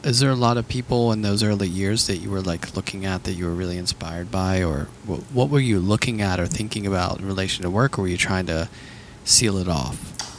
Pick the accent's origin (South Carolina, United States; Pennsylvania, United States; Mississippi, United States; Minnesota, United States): Pennsylvania, United States; Pittsburgh; growing up in Pittsburgh